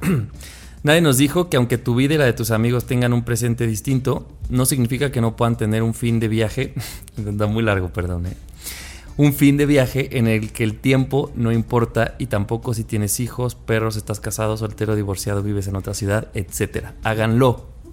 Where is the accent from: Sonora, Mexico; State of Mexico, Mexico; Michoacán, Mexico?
State of Mexico, Mexico; Cuautitlán Izcalli; moved away; soy del Estado de México, soy de Izcali